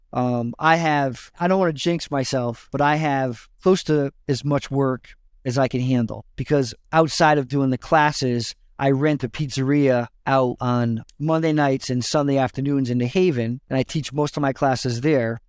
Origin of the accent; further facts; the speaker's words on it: West Haven, Connecticut, United States; I grew up in West Haven, which is the town over from New Haven in Connecticut